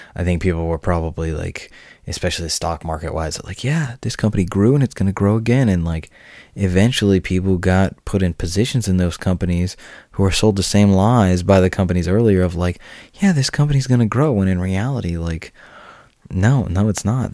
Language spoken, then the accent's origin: English; United States; I'm an American